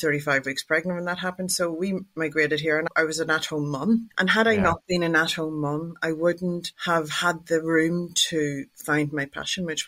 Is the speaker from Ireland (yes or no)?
yes; Ireland; I'm Irish